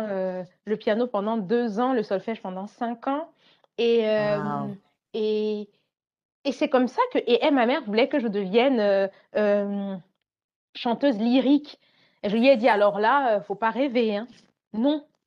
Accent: Côte d’Ivoire; j'aimais à Abidjan, parce que j'ai grandi en Côte d'Ivoire

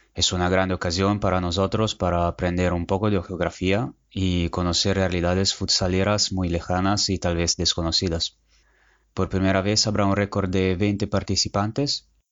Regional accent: Italy; mi país

